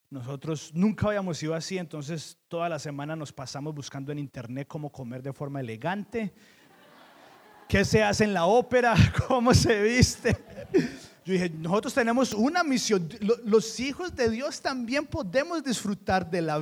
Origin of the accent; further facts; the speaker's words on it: Colombia; Yo le decía a Keren, usted vino de un pueblito de México y yo vine de Colombia.